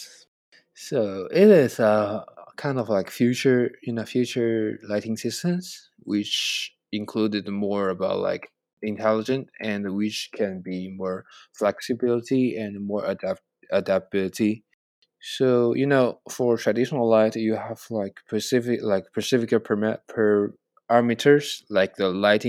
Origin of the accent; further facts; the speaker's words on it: China; English is a second language; moved away as an adult; now in United States; I know Chinese and both Chinese and English, and I understanding because I grew up in China